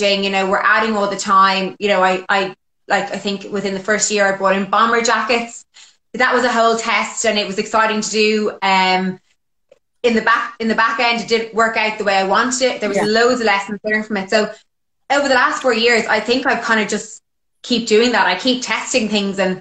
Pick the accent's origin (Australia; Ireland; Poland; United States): Ireland; moved away as an adult; also born or lived in London, United Kingdom; when I moved back to Ireland from England, I moved home with my parents